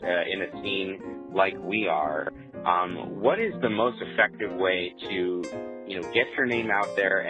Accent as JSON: {"language": "English", "region": "New Jersey", "country": "United States", "moved": "yes", "lives_now": "Annapolis, United States", "said": "I'm originally from New Jersey, and now I live in Annapolis, Maryland, which is a really, really pretty city."}